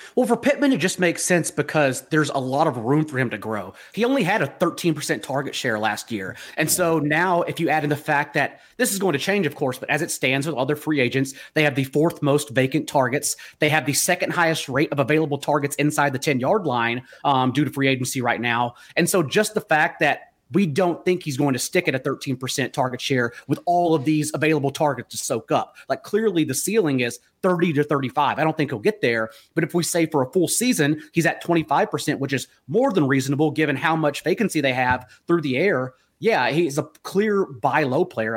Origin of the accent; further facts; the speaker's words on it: Fort Worth, Texas, United States; moved away; the people that are dear to me in Fort Worth, uh, not only my hometown